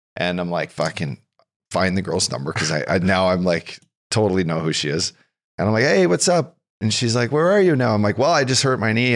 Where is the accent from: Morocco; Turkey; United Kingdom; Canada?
Canada; Fort McMurray, Alberta; also born or lived in Kelowna; now in California, United States; I grew up in a little tiny oil and gas town in northern Alberta, north of Edmonton